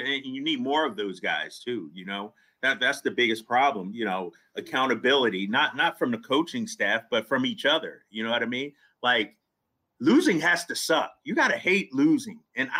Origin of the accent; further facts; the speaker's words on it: California, United States; growing up in California, when the Kings were rocking, it was the most difficult place to play.